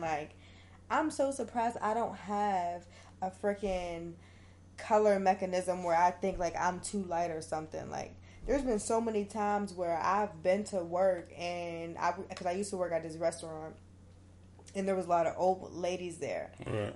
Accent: Pittsburgh, Pennsylvania, United States; moved away; I'm from Pittsburgh. So at this point, I was still living in Pittsburgh.

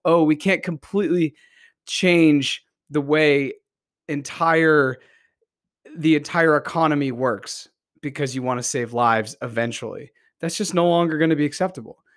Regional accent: Beverly, Massachusetts, United States; also born or lived in Salem, Massachusetts; I grew up in Beverly, Massachusetts, and I've spent many years of my life in this area.

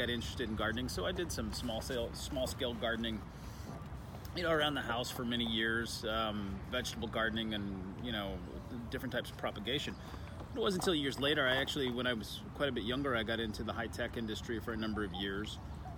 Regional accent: Austin, Texas, United States; It's my hometown

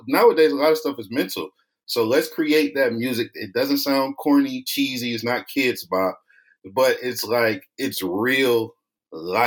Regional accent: East Cleveland, Ohio, United States; I'm originally from East Cleveland, Ohio. Might be the poorest city in the country, 7th.

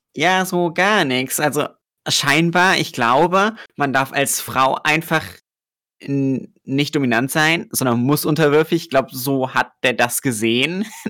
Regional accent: Germany; ich komme aus Deutschland

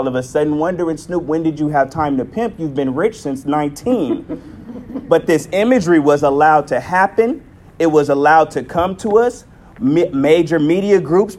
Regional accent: San Diego, California, United States; I'm from Southeast San Diego and literally Linda Vista, up the street

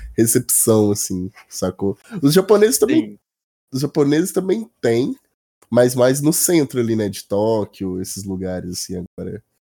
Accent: Brazil; moved away; Voltar pra minha, minha terra

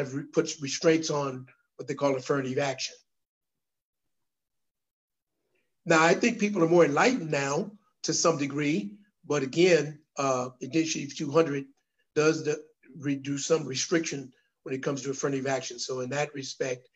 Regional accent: Yakima, Washington, United States; I was born in Yakima, Washington

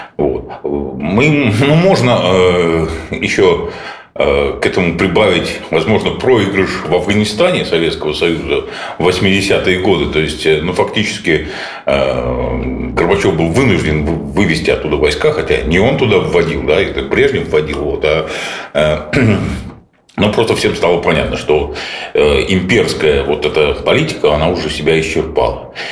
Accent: Republic of Karelia, Russia; я сам как уроженец Карелии

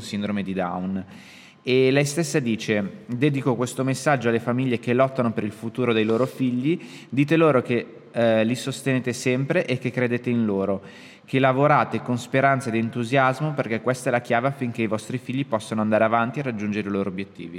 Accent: Milan, Lombardy, Italy; noi siamo di Milano

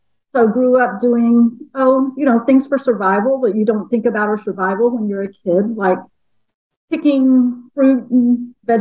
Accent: Appalachia, United States; also born or lived in Rochester, New York; now in Bellingham, United States; I am a white woman who grew up in small town Appalachia

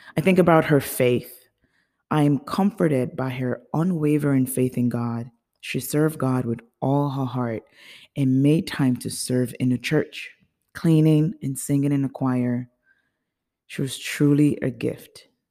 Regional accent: Nigeria; also born or lived in United States; now in Chicago, United States; I was born in the United States, but I grew up in Nigeria.

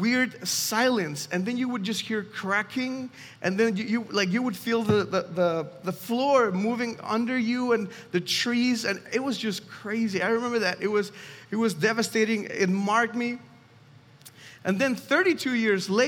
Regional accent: Mexico City, Mexico; moved away; I'm from Mexico City specifically, and when I was 6 years old

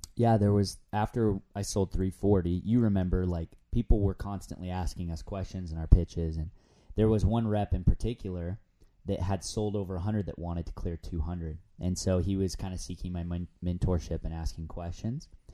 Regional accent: San Diego, California, United States; moved away as an adult; now in Provo, United States; before moving up to Utah, I'm, I'm from San Diego

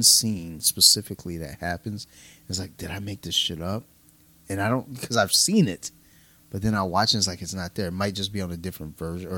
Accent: Detroit, Michigan, United States; I'm from Detroit

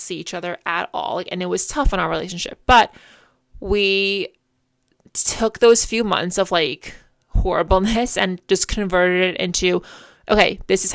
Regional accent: Port, New York, United States; we've both grew up in Port our entire lives

